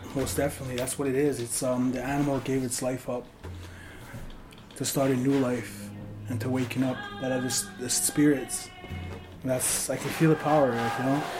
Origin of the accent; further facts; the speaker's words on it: Paul First Nation, Alberta, Canada; I'm from Paul's First Nation, uh, Treaty 6 territory.